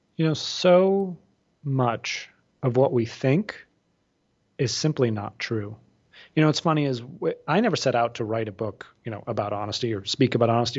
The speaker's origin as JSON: {"language": "English", "area": "outside of Boston", "region": "Massachusetts", "country": "United States", "tie": "born or raised there", "said": "I grew up outside of Boston"}